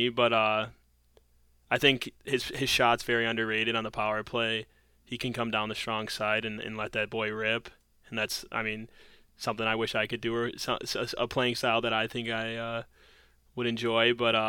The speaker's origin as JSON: {"language": "English", "town": "Detroit", "region": "Michigan", "country": "United States", "tie": "born or raised there", "said": "And now he's playing for the Red Wings in my hometown team, so I get to see him play."}